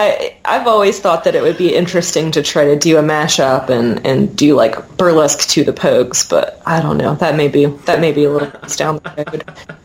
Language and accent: English; Huntington, West Virginia, United States; I'm from Huntington. I'm totally a city girl. And, you know, I was fortunate enough to grow up in a you know, middle-class working family.